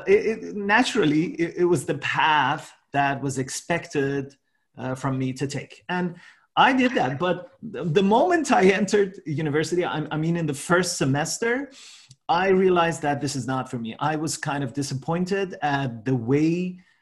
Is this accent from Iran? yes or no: yes; Iran; moved away as an adult; now in Canada; I'm originally from Iran